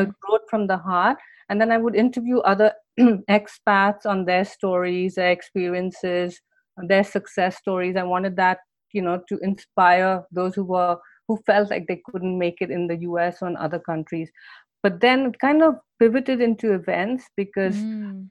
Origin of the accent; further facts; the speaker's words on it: India; moved away as an adult; now in United States; I grew up in India